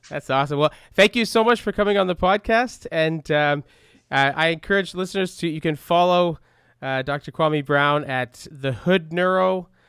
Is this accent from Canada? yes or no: yes; Canada; growing up in Canada